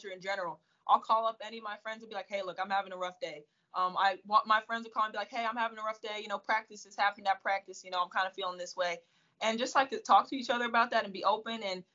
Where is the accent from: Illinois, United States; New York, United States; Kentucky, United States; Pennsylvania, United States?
Pennsylvania, United States; moved away as an adult; now in Florida, United States; I'm from Pennsylvania, so it's kind of, like, far from home